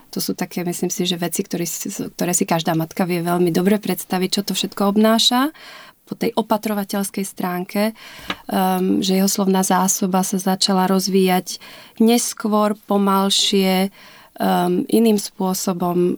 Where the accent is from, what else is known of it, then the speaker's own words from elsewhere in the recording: Liptov, Žilina Region, Slovakia; moved away as an adult; now in Berlin, Germany; narodila som sa na Liptove, Eh, v 70. rokoch a žila som tam v podstate až do maturity, čiže vyrastala som na Slovensku, som liptáčka srdcom a dušou.